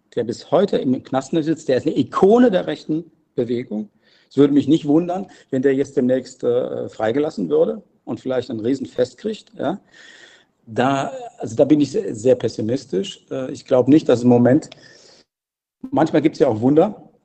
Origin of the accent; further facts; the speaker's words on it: Germany; moved away as an adult; now in Jerusalem, Israel; bei uns in Deutschland